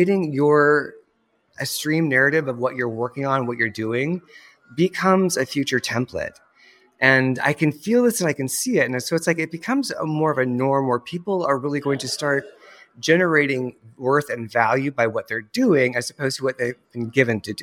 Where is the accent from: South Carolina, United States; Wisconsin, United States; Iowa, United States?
Iowa, United States; moved away; I grew up in a small town, a wee town in Iowa, and it's actually where I'm back again